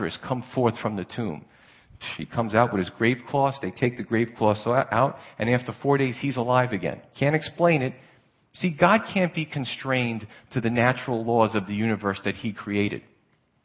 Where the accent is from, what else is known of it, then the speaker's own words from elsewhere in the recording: New York City, New York, United States; moved away; also born or lived in Pennsylvania; I grew up in Staten Island and Brooklyn area